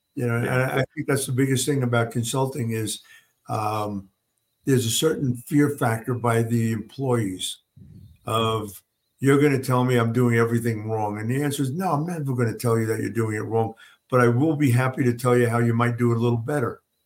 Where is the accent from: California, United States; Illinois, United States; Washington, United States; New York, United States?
New York, United States; moved away; also born or lived in Oklahoma / Kalamazoo, Michigan; growing up in New York